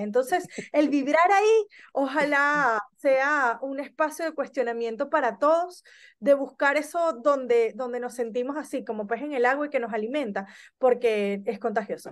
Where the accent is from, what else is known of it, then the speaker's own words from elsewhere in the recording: Venezuela; moved away as an adult; also born or lived in Barquisimeto, Venezuela / Caracas, Venezuela / Spain; now in Argentina; nací en Venezuela, eh, migré por primer, viví en Barquisimeto, en Caracas, eh, migré por primera vez a España, vivo hace casi nueve años en la Argentina